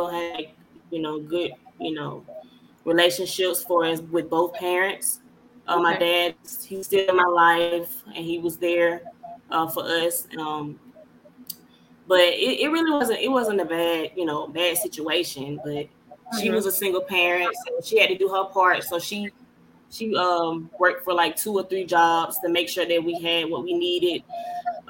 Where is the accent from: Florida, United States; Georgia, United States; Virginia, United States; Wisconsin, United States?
Georgia, United States; Newnan; I'm from Newnan, Georgia